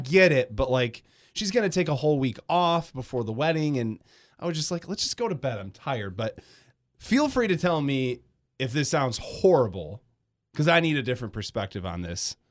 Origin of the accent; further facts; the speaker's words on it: Grand Rapids, Michigan, United States; moved away as an adult; also born or lived in Detroit Metro; I'm from Grand Rapids. I moved to Detroit Metro when I was eighteen